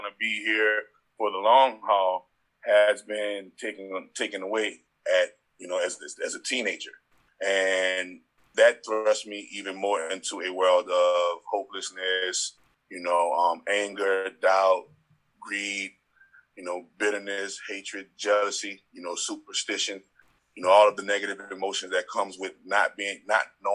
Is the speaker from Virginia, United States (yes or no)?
no; New Orleans, Louisiana, United States; also born or lived in Las Vegas, Nevada; the street that I grew up in on the West Bank of New Orleans